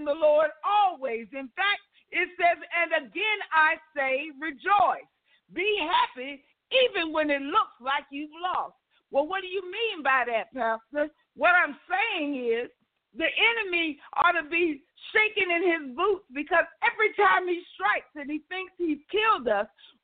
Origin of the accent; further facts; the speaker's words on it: the South, United States; I'm from the South